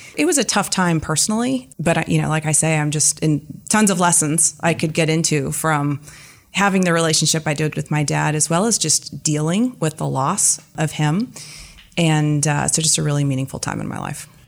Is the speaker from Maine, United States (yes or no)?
no; East Bay, Bay Area, California, United States; I'm a native Californian. I grew up in the Bay Area, in the East Bay.